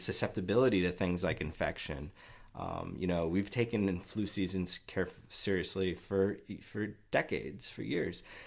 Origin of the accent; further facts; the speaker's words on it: United States; as an American